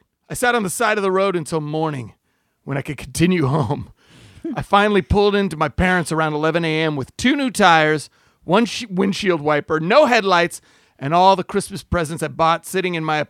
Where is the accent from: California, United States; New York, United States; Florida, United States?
California, United States; San Diego; I'm from San Diego